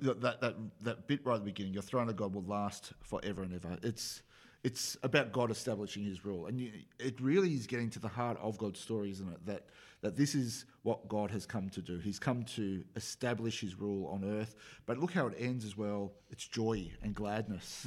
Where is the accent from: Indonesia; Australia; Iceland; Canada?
Australia; accent: Australian; that's my Australian accent